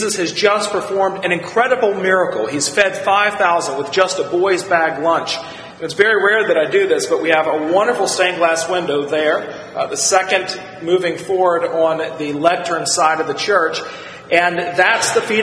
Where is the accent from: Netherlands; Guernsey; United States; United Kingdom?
United States; Virginia; As a child growing up in Virginia